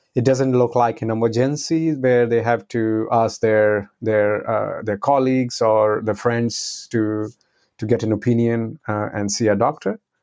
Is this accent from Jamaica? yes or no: no; India; now in Netherlands; I'm originally from India, and uh, now I'm uh, living in the Netherlands.